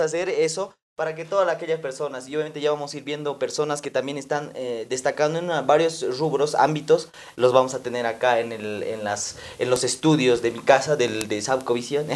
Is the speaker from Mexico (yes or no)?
no; Potosí, Bolivia; mi ciudad